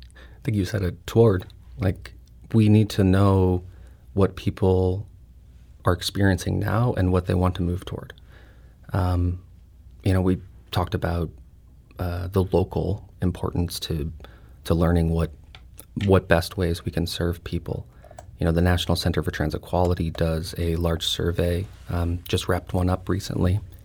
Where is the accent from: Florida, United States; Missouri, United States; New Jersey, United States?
Missouri, United States; St. Louis; I'm a Filipino, uh, from here with, um, my mother and grandparents immigrated here